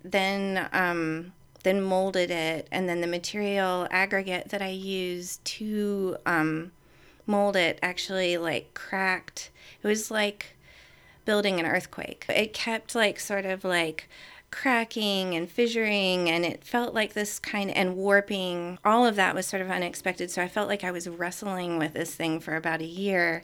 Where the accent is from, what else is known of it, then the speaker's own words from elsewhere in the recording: Virginia, United States; moved away; I'm from Virginia.